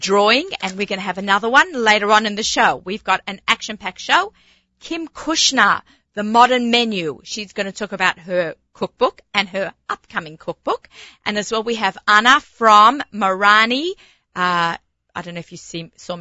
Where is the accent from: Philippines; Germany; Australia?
Australia; moved away as an adult; now in United States; I'm from Australia, and January and February is supposed to be sunshine. So after 23 years of living here